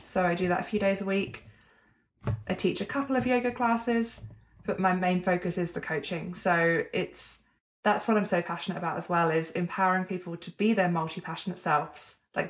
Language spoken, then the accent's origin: English; England, United Kingdom; accent: hybrid; now in Melbourne, Australia; Yeah, Melbourne, Australia. I'm originally English, but I've been here for 7 years. So I have a bit of a hybrid accent that no one can fully place.